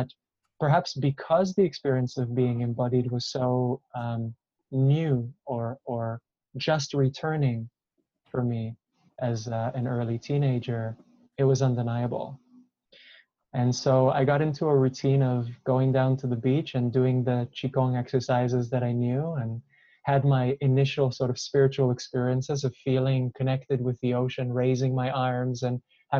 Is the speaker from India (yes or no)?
no; Israel; I grew up in Israel, and I was surrounded by a pretty great amount of violence as a child.